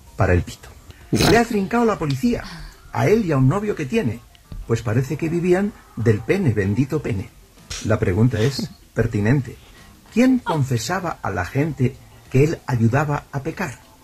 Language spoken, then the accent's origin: Spanish; Rubí, Catalonia, Spain; yo, nací en Rubí